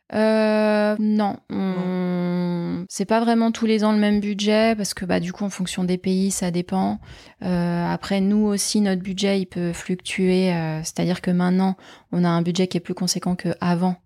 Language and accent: French; Nantes, Pays de la Loire, France; also born or lived in Paris; now in Gironde, France; je suis nantaise